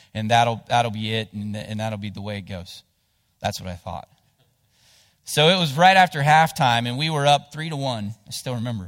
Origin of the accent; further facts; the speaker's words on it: Cottageville, West Virginia, United States; I grew up in Jackson County. um, down in between Ravenswood and Ripley, whi-, which there's a little town there called Cottageville